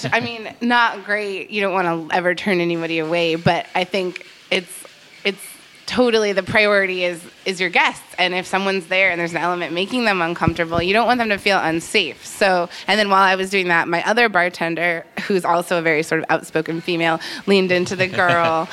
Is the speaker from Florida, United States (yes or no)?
no; Massachusetts, United States; moved away; I'm from Massachusetts originally